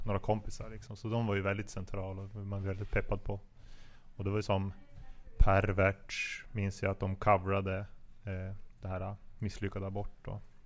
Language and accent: Swedish; Piteå, Norrbotten County, Sweden; jag är från Pita